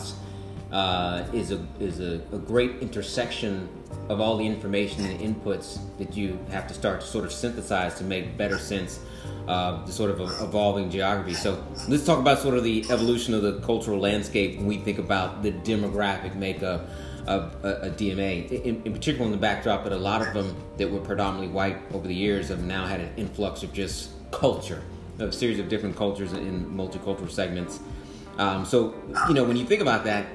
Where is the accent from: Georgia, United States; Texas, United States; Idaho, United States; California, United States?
Georgia, United States; Marietta; my hometown, I grew up in Marietta, Cobb County